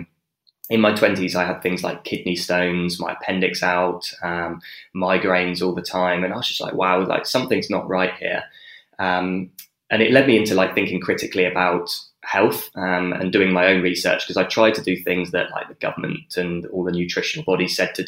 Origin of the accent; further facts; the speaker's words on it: Dorset, South West England, United Kingdom; moved away as an adult; now in Perth, Australia; I grew up in Dorset, which is south coast.